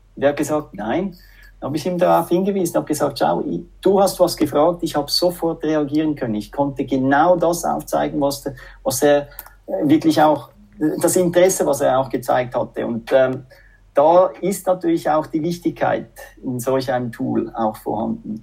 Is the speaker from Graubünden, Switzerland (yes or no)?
no; Zurich, Switzerland; accent: Swiss-French; moved away as an adult; also born or lived in Finland; now in Espoo, Finland; so einen schweiz-französischen Akzent. Ja, ich bin eben Doppelbürger, halb Schweizer, halb Franzose, aber ich bin aufgewachsen in Zürich